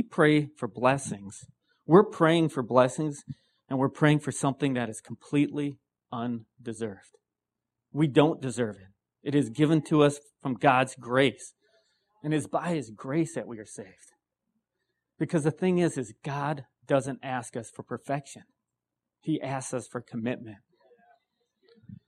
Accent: Wisconsin, United States; I'm from Wisconsin.

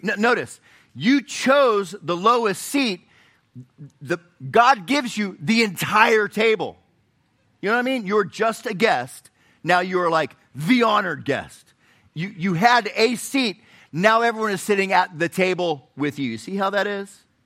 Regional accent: Florida, United States; now in Chattanooga, United States; I, I grew up in Florida

